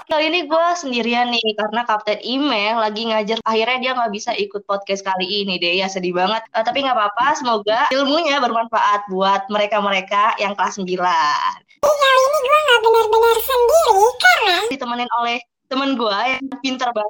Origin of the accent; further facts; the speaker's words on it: Cibubur, Jakarta, Indonesia; Gue juga anak Cibubur